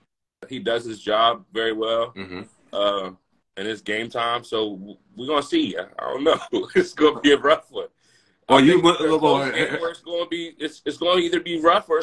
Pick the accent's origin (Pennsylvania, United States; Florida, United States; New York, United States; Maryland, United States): Pennsylvania, United States; I'm from Pennsylvania